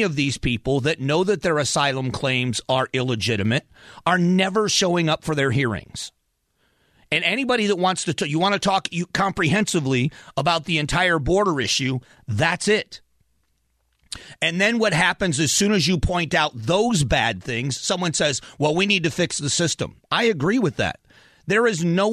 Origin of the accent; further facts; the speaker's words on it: Florida, United States; I grew up in Florida working around migrants